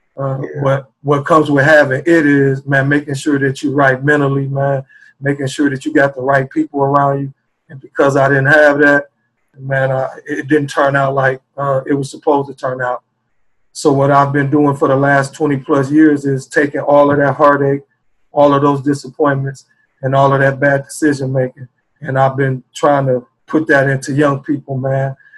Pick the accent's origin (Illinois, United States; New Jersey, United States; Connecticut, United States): Illinois, United States; Chicago; also born or lived in South Bend, Indiana; now in Indianapolis, United States; I was born and raised in Chicago, Illinois, uh, and I had to move to South Bend, Indiana